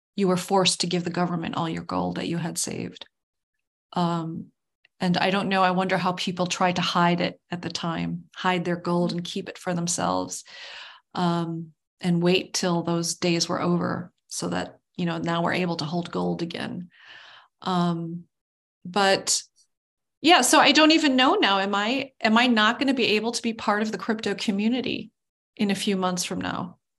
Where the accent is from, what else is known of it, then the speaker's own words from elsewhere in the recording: United States; as an American with this, as a United Statesian